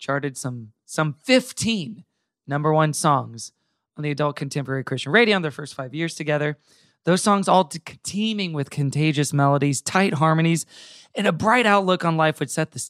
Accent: Tulsa, Oklahoma, United States; I was born in Tulsa, Oklahoma

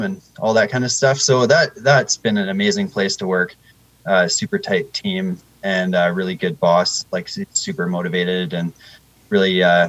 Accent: Victoria, British Columbia, Canada; now in Nelson, Canada; I grew up in Victoria on Vancouver Island there

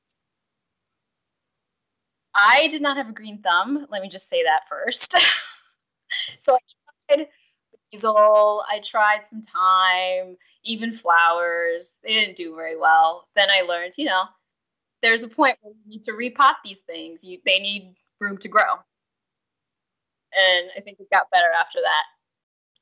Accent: New York City, New York, United States; I grew up in New York City, where there's, you know, very limited opportunity to garden

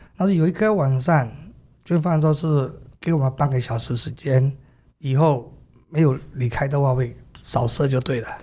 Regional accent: Myanmar; moved away as an adult; also born or lived in Yangon; now in Taiwan; 我爸爸是军人，我出生在军队里面，长大在军队里面到二十一岁，所以我认为，然后是我出生的时候是缅甸是一个共产国家

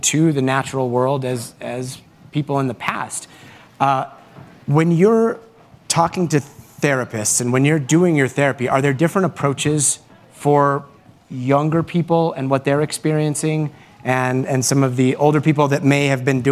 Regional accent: New Mexico, United States; also born or lived in Guatemala; grew up in New Mexico

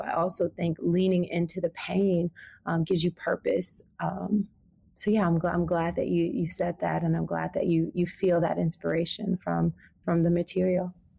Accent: the South, United States; moved away; growing up in the South

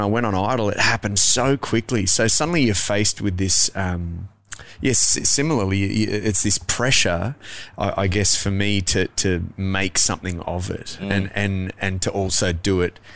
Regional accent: Adelaide, South Australia, Australia; I grew up in Adelaide

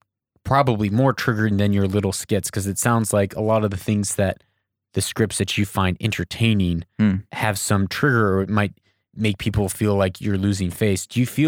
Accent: Idaho, United States; Someone has a bigger name. I don't have influence. I'm just from Idaho.

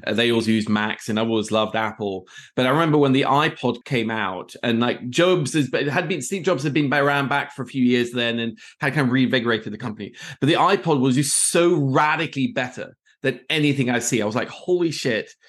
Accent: Oslo, Norway; moved away as an adult; also born or lived in Middle East; I am from Oslo, Norway originally

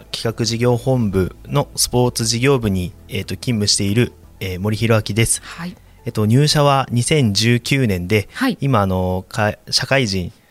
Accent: Tokyo, Japan; 生まれはあの東京都板橋区というところで、うんはい、あの結構河川敷がすごい近くて

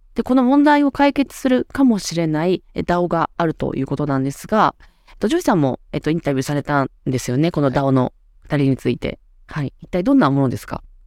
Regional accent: Awaji Island, Hyogo, Japan; 私の出身の淡路島

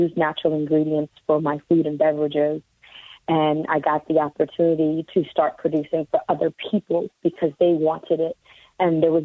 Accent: New York City, New York, United States; also born or lived in Brooklyn; I'm from Queens, and Queens is kind of like people just go in their backyard and mind their business.

